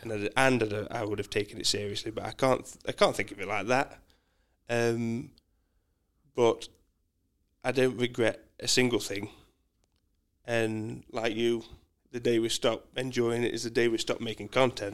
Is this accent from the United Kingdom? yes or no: yes; Mansfield, East Midlands, United Kingdom; moved away as an adult; now in Australia; I am a Mansfield boy. So I was born in Mansfield